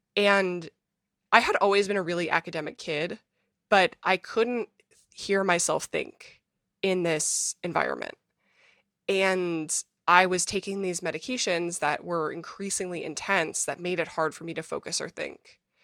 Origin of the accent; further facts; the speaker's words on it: Minnesota, United States; moved away as an adult; now in New York City, United States; I was born in Minnesota, to a two-parent family